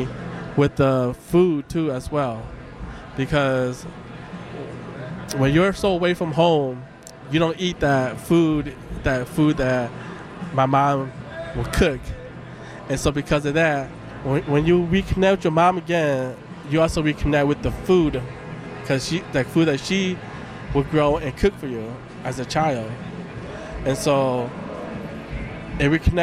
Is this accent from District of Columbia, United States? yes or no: no; Denver, Colorado, United States; moved away; also born or lived in Minnesota; I was born in Denver, Colorado. So yeah. I was born in America here